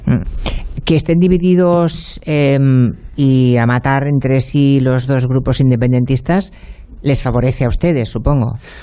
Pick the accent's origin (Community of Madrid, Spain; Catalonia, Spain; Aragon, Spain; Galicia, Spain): Galicia, Spain; Monforte de Lemos; moved away; desde mi pueblo, Monforte